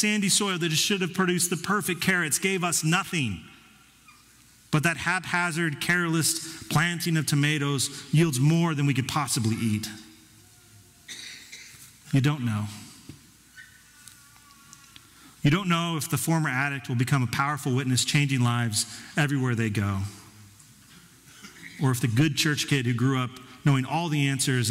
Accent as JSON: {"language": "English", "town": "Denver", "region": "Colorado", "country": "United States", "tie": "born or raised there", "said": "Our soil was too acidic growing up in Denver"}